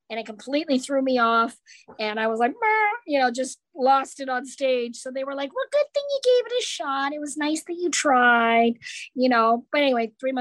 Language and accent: English; Canada; I grew up in Canada